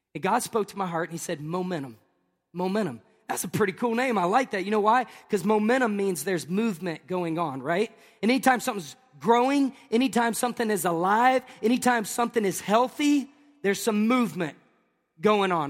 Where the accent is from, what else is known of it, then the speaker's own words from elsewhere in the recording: Tennessee, United States; moved away; also born or lived in Tampa, Florida; I'm from Tennessee.